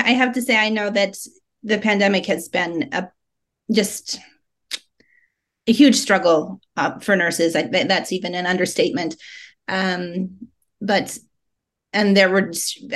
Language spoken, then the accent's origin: English; Colorado, United States; moved away as an adult; now in Las Vegas, United States; I'm originally from Colorado, and that's where I grew up.